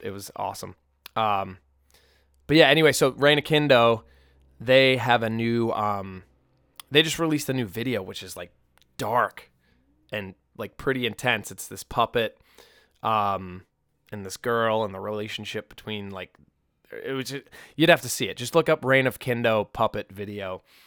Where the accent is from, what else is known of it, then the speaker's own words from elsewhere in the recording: Peabody, Massachusetts, United States; moved away; I grew up in Peabody